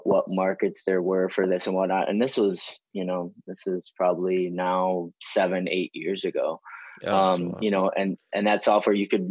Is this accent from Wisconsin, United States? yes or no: yes; Wisconsin, United States; I'm originally born and raised in Wisconsin